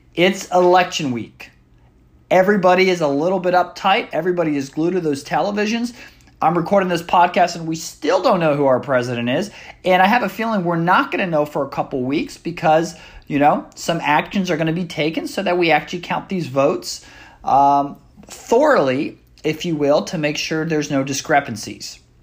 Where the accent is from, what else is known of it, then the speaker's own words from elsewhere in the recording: United States; it is something we go through as Americans every four years